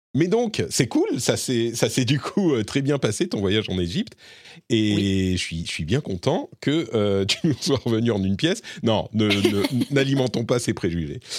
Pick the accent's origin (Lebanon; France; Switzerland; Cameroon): Lebanon; moved away; moi je suis né au Liban et j'ai passé beaucoup de temps euh, au Liban